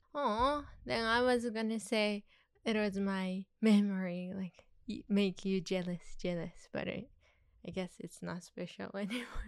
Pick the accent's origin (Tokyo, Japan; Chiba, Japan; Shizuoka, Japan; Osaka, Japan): Tokyo, Japan; now in Los Angeles, United States; I grew up in Tokyo